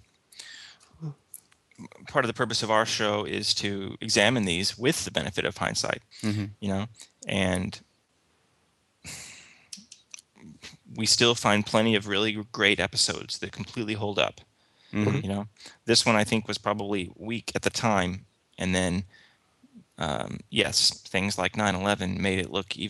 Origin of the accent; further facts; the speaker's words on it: United States; I'm an American, and most Americans are kind of raised to be pro-Israel